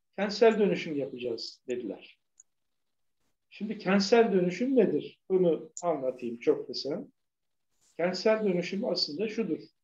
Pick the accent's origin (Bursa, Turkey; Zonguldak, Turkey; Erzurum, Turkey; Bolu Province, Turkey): Bursa, Turkey; also born or lived in Istanbul; Bursa'da e, Hisar Mahallesi'nde doğdum büyüdüm.